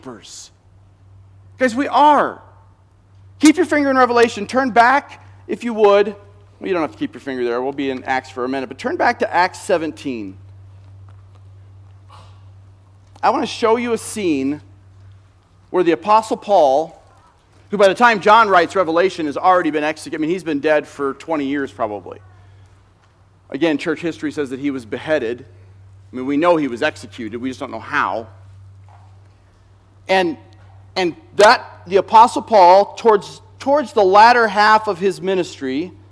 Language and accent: English; United States; as American Christians